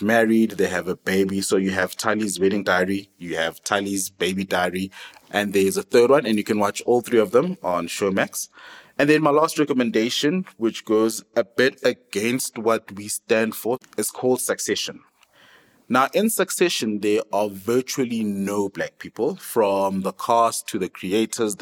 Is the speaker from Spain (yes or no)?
no; South Africa; We are proudly South African